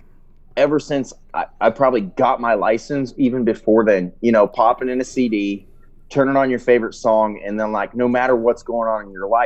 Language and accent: English; Ohio, United States; now in Georgia, United States; I'm originally from Ohio